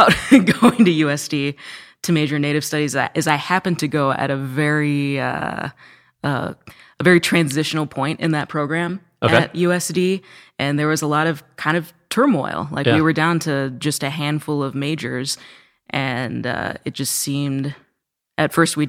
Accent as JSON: {"language": "English", "town": "Roscoe", "region": "Illinois", "country": "United States", "said": "I'm actually from Roscoe, Illinois, kind of north central Illinois."}